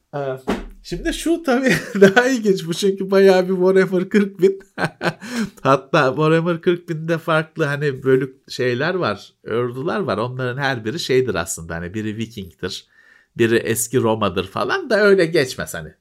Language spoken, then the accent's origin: Turkish; Istanbul, Turkey; ben Bakırköylüyüm. Bakırköylüler şeyi bilir işte Teyyareci Fethi sokak vardır